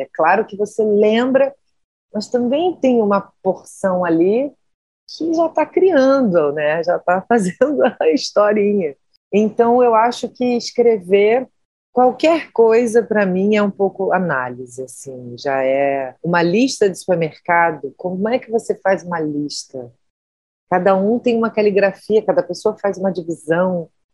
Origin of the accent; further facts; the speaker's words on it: Rio de Janeiro, Brazil; Eu sou nascida e criada na Tijuca, né, que é um bairro da zona norte do Rio de Janeiro